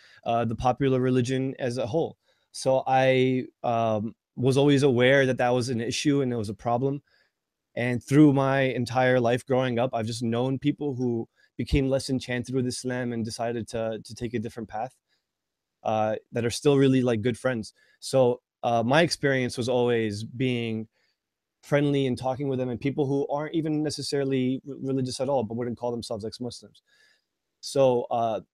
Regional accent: New Jersey, United States; I grew up in New Jersey

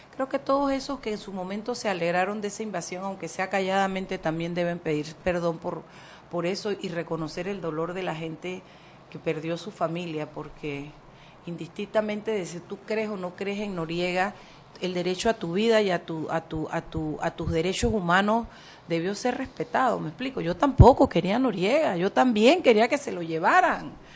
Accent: Panama; los panameños podamos ver la invasión como un hecho de panameños

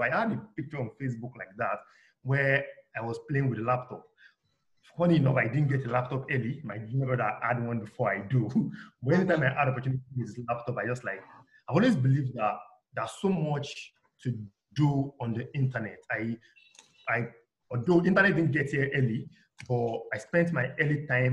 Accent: Osogbo, Osun, Nigeria; also born or lived in Ondo, Ondo State / Ijebu Ode, Ogun State; now in Lagos, Nigeria; Then I grew up, all my childhood age was spent in Osun State, Oshogbo, to be precise

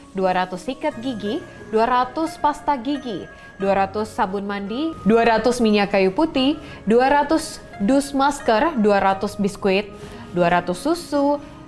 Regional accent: Indonesia; Walaupun kita Tionghoa, namun kita Indonesia

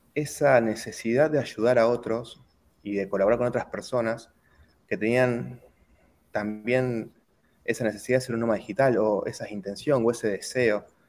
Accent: Argentina; also born or lived in Turin, Italy; como muchos argentinos, en lugar de esperar el proceso acá en Argentina

